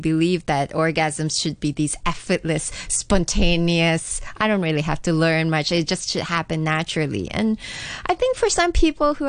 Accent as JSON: {"language": "English", "country": "Singapore", "tie": "born or raised there", "said": "I grew up in Singapore"}